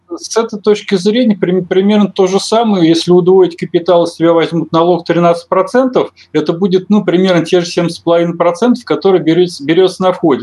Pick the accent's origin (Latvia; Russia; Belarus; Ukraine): Russia; я россиянин